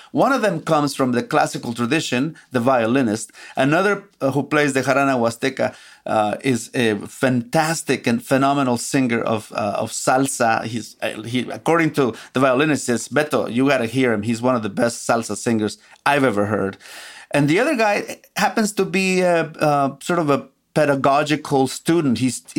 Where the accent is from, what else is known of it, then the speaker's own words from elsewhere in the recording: Xalapa, Veracruz, Mexico; moved away; There's a very strong jazz scene in Jalapa, my hometown.